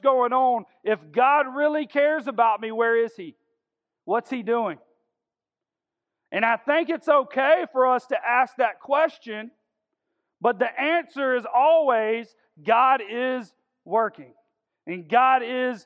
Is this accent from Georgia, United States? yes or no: yes; Augusta, Georgia, United States; I'm from South Augusta, and I graduated from Cross Creek High School.